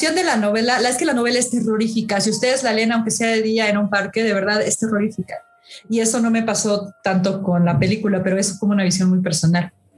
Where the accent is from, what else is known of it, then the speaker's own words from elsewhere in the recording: Mexico; como mexicanos